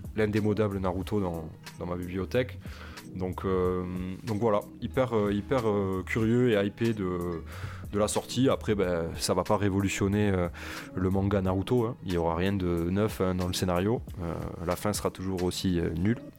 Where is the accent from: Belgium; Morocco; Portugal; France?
France; Toulouse, Occitania; chez moi à Toulouse